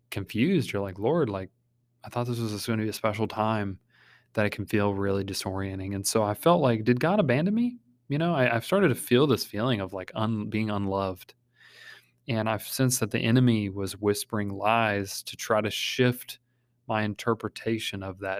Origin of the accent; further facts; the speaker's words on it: Kentucky, United States; I mean, we're from Kentucky, you know, we're supposed to be friendly